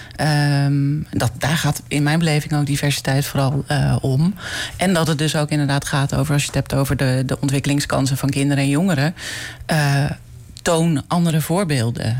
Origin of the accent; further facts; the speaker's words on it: Netherlands; ik groeide op in Bijem